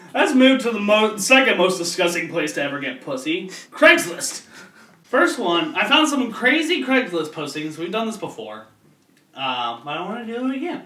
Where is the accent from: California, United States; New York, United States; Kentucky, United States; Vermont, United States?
Kentucky, United States; Florence; I grew up in Florence, fucking Kentucky